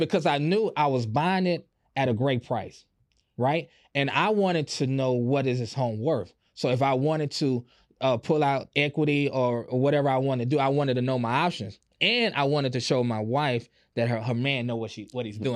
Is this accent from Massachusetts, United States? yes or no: no; Houston, Texas, United States; I grew up on Club Creek and, and, and Fifth Ward